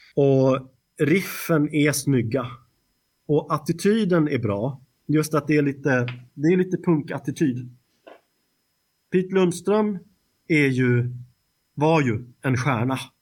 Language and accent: Swedish; Stockholm, Stockholm County, Sweden; vi var ju från Stockholm